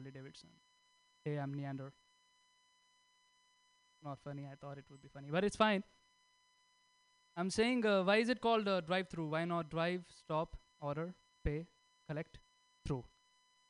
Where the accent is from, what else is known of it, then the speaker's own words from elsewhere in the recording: India; English is a second language; moved away as an adult; now in United States; I came from India